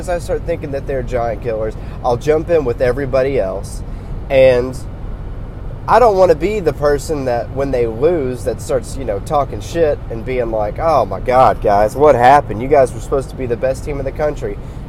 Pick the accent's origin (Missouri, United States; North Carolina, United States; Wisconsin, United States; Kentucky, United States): Kentucky, United States; Lexington; I was born into Kentucky sports, just being, you know, born and raised in Lexington, Kentucky.